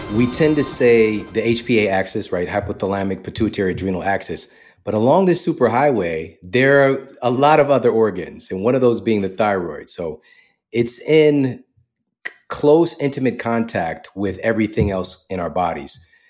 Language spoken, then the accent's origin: English; St. Louis, Missouri, United States; moved away as an adult; also born or lived in Wildwood, Missouri; now in Los Angeles, United States; I was born and raised in Saint Louis, Missouri